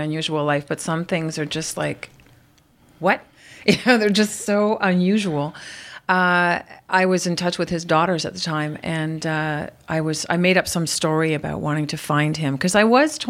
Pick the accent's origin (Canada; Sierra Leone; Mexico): Canada; Montreal, Quebec; I'm from Montreal, I'm Irish, I'm French Canadian, we're loud